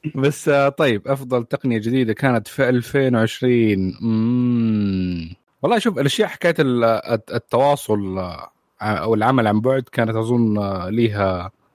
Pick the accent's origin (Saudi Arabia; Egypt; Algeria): Saudi Arabia; عندنا في السعوديه